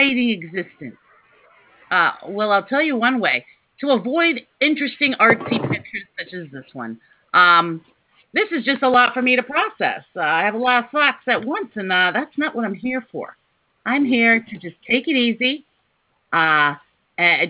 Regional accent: Virginia, United States; moved away; also born or lived in Boston, Massachusetts; I grew up in Virginia, but my mom is from Massachusetts

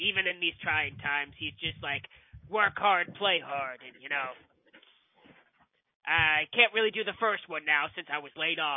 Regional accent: Virginia, United States; moved away; I'm I was originally from Virginia, and in the South we hugged each other all the time. But then I moved to Oregon, and like nobody wants to hug anymore.

